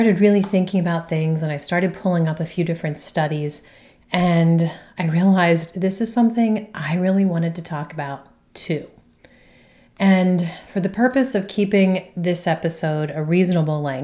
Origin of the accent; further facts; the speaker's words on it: between Philadelphia and Washington DC, Mid-Atlantic area, United States; living in that area, sandwiched between Philly and DC